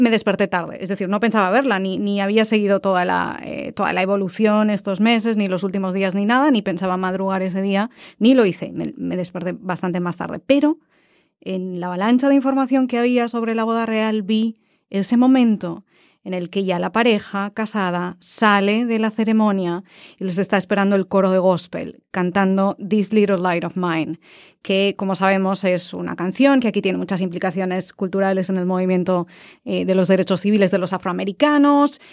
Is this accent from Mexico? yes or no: no; Spain; moved away; soy de España